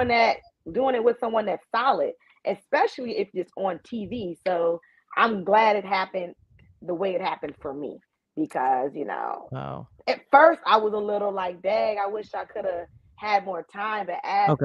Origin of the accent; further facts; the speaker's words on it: New York, United States; I'm from New York